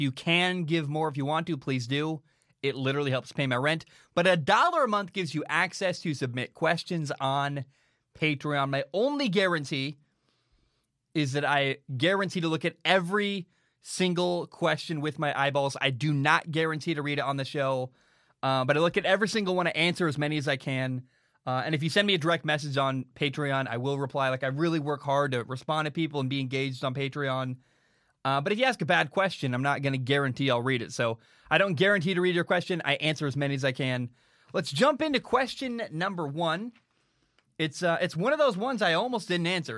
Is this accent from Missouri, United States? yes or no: no; Portland, Oregon, United States; now in Vancouver, United States; I grew up in Portland, Oregon